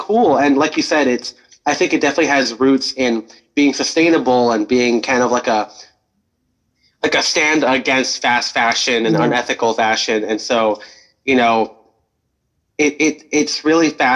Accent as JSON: {"language": "English", "town": "Pasadena", "region": "California", "country": "United States", "tie": "born or raised there", "said": "Pasadena, my hometown"}